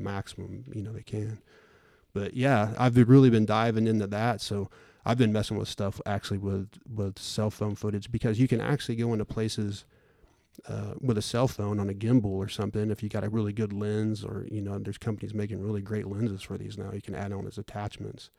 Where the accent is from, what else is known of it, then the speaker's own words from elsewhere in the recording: Bartlesville, Oklahoma, United States; also born or lived in Claremore, Oklahoma; I was born in Claremore and basically grew up, lived in Bartlesville my whole life